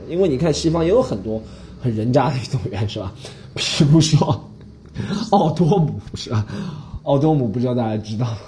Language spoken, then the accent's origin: Chinese; Shanghai, China; 因为我是上海人嘛